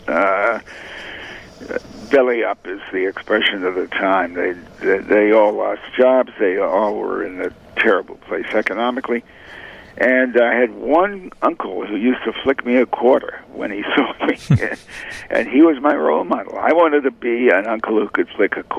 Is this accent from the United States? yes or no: yes; Hartford, Connecticut, United States; also born or lived in New Haven, Connecticut; I was born in New Haven, raised largely in Hartford.